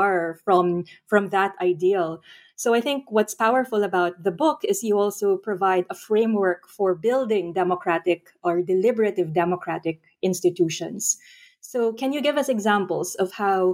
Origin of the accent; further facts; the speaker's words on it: Philippines; my home country, the Philippines.